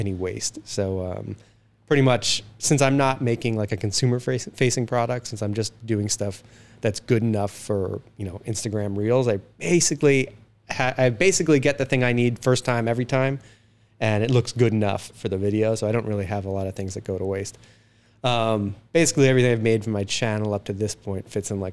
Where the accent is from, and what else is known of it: New York, United States; born or raised there; moved away as an adult; also born or lived in Florida, United States / Los Angeles, United States; now in Canada